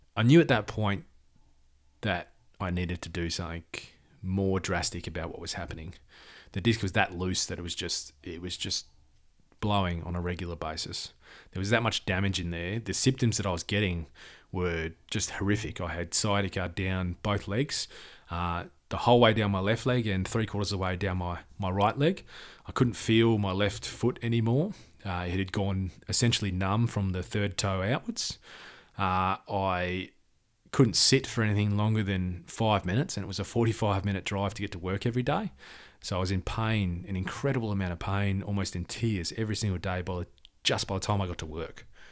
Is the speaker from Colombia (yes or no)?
no; Perth, Western Australia, Australia; I was born in Perth, Western Australia.